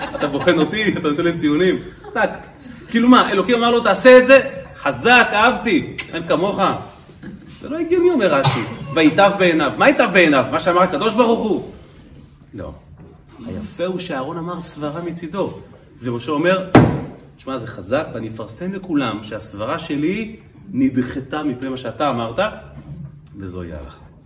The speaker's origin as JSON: {"language": "Hebrew", "town": "Kfar Chabad", "region": "Central District", "country": "Israel", "tie": "born or raised there", "said": "בכפר חב\"ד, שם גדלתי בילדותי"}